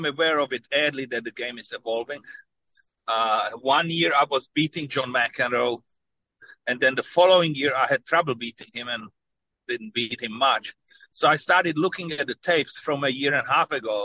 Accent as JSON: {"language": "English", "country": "Czechia", "tie": "born or raised there", "moved": "yes", "said": "When I was growing up in Czechoslovakia"}